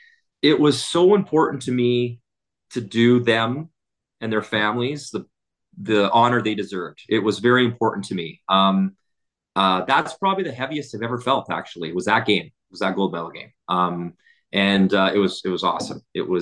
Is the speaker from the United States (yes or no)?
no; Athabasca, Alberta, Canada; born there; Athabasca, Alberta. So I was born in Athabasca, which is like 30 minutes away.